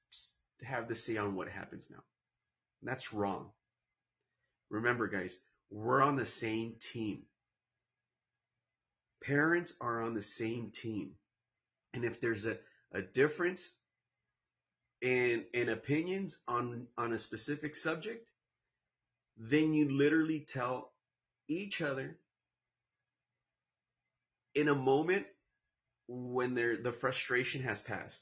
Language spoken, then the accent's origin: English; Santa Ana, California, United States; also born or lived in Orange, California / Mexico; my hometown, Santana, California, in the county of Orange